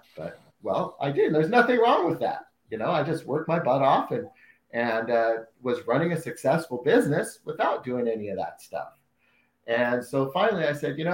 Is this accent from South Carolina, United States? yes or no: no; Salem, Oregon, United States; I'm from Salem, Oregon, which is just down from Portland